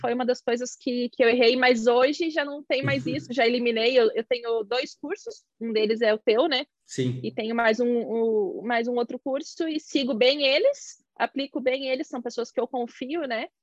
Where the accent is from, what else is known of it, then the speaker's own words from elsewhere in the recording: Santa Catarina, Brazil; eu sou de Santa Catarina